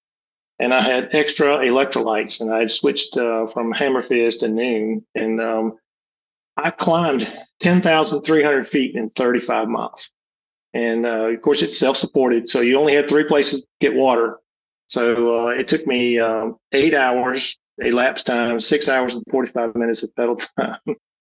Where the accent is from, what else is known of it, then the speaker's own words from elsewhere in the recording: Alabama, United States; I'm from Alabama